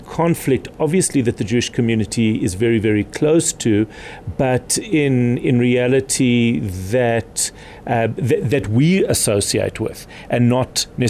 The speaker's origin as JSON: {"language": "English", "country": "South Africa", "said": "we're South African."}